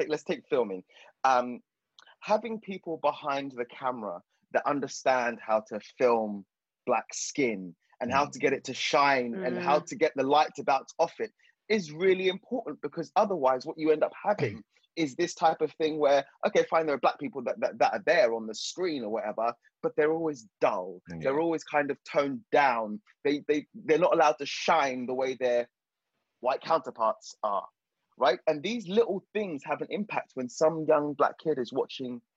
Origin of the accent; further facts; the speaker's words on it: Zimbabwe; now in United Kingdom; I'm from the South, I'm from Zimbabwe